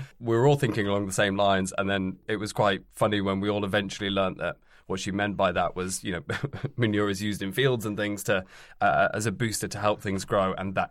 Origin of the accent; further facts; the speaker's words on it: Yorkshire and the Humber, United Kingdom; Yeah, we're both from South Yorkshire. And that was one of the things that we spoke about, is how we don't sound like that much anymore.